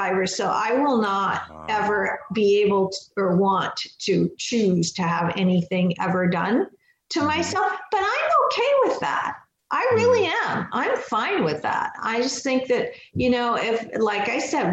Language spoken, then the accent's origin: English; Pakistan; I was born in Pakistan